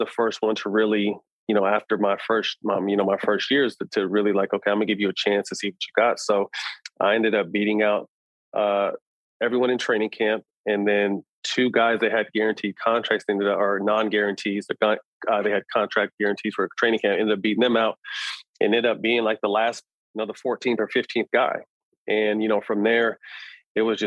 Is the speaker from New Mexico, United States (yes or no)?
no; Sacramento, California, United States; also born or lived in Los Angeles; I'm going to school at UCLA, but I'm from Sac.